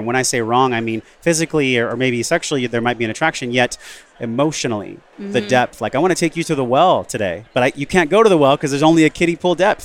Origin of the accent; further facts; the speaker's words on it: West Coast, United States; I'm from the West Coast